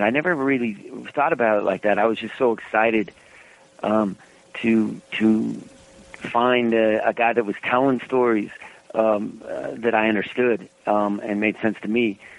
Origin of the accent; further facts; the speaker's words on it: Reno, Nevada, United States; growing up in Reno